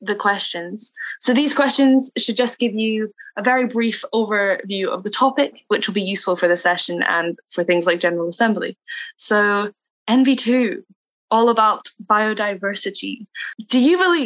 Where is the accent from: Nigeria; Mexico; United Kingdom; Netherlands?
United Kingdom; Scotland; I am from Scotland.